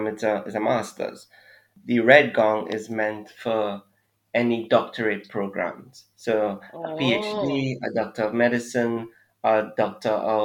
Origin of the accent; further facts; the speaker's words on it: Trinidad & Tobago; also born or lived in Jamaica; now in Trinidad and Tobago; So I'm Trinidadian, for those who don't know. And I came to Jamaica to do my MBBS.